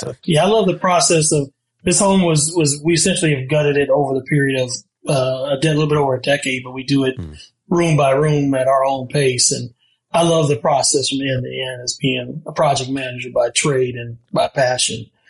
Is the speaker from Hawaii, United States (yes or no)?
no; Ohio, United States; moved away; we're from Ohio and they have basements there. And he bought a home uh, when I was still in high school